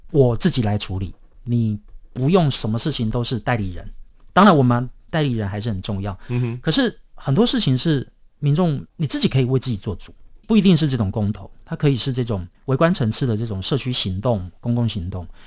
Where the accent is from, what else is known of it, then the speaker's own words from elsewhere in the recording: Taiwan; 我们身为台湾人